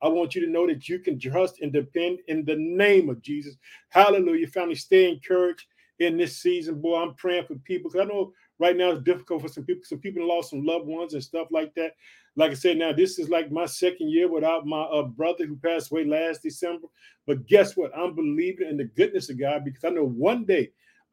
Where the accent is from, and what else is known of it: Illinois, United States